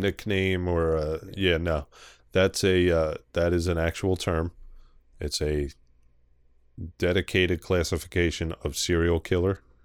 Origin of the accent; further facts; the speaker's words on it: Philadelphia, Pennsylvania, United States; accent: strong Philly; how strong my Philly accent is